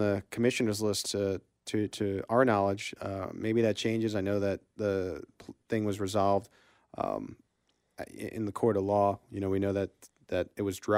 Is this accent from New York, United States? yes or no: yes; New York, United States; moved away; I grew up in New York